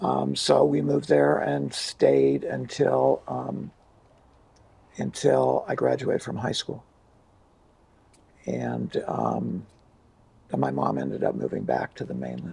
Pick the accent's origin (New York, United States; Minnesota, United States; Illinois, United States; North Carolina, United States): Minnesota, United States; Hoyt Lakes; also born or lived in Idaho Falls, Idaho; now in Hawaii, United States; When I was 6 months old, we moved, and we moved to really close to where Tom lived, in a little town called Hoyt Lakes, Minnesota.